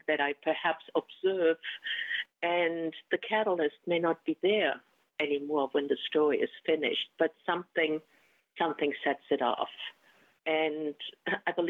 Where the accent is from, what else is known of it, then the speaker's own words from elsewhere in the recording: Germany; first language German; English is a second language; now in United States; When I first arrived in America, I was thinking in German. So everything that I said or wrote in English was a translation. And it was the translation of an early immigrant